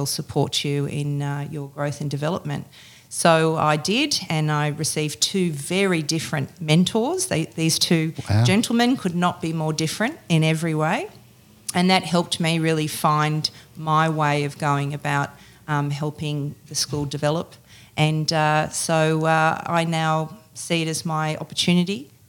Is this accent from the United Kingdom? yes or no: no; Sydney, New South Wales, Australia; moved away as an adult; now in Queensland, Australia; I've been living in Queensland now for 6.5 years, and prior to that, I grew up in Sydney.